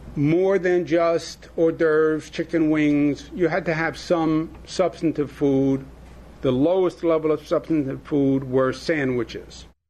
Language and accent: English; Los Angeles, California, United States; my hometown of Los Angeles